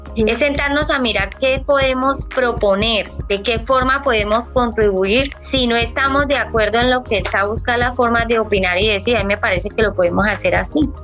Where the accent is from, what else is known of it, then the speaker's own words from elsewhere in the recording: Colombia; also born or lived in Barrancabermeja, Santander; los colombianos somos así, nos identificamos por esto